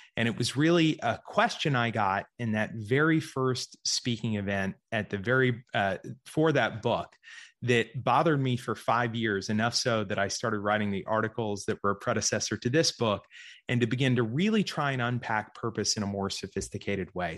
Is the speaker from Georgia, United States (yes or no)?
yes; Georgia, United States; also born or lived in Central Florida; I was actually born in Florida, grew up in Georgia